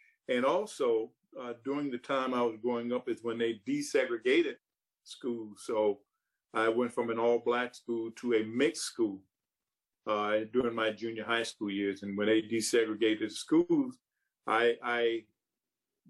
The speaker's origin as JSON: {"language": "English", "region": "South Carolina", "country": "United States", "tie": "born or raised there", "said": "when I was growing up, I grew up during the Jim Crow era of South Carolina and the South"}